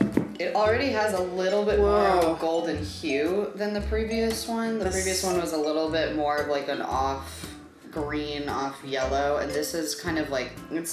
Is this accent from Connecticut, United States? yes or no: no; New Mexico, United States; I grew up in New Mexico. We both grew up in New Mexico, actually.